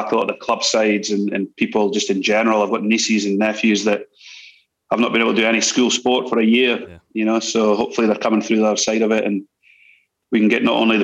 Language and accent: English; Scotland, United Kingdom; now in New Zealand; as a Scottish young fella growing up